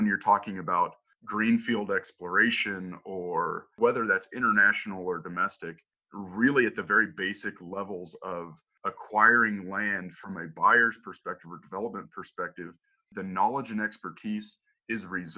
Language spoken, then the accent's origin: English; Northeast Colorado, United States; Where I grew up isn't as much of a tourist destination as where Yoann grew up, but I'm from Northeast Colorado.